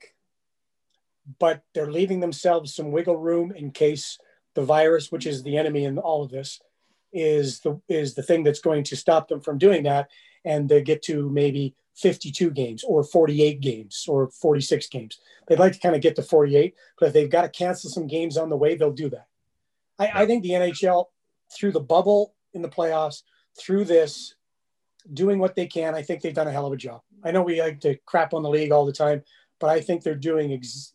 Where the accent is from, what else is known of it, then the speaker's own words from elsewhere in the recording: Saskatoon, Saskatchewan, Canada; moved away; also born or lived in Calgary; I lived in Calgary, but I'm not from Calgary. I'm from Saskatoon. And I said, I'm from Saskatoon, Saskatchewan